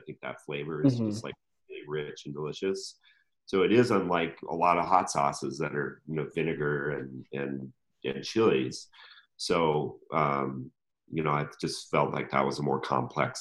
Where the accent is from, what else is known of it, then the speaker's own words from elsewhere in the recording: Colorado, United States; now in Portland, United States; I'm from Colorado.